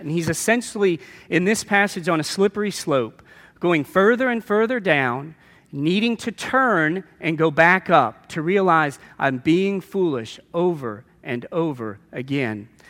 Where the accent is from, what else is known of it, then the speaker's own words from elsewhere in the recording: New Orleans, Louisiana, United States; a very, uh, Roman Catholic background growing up in New Orleans